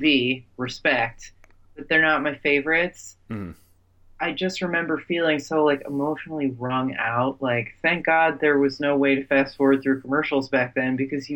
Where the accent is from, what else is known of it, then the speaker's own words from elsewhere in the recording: New Jersey, United States; I'm from Jersey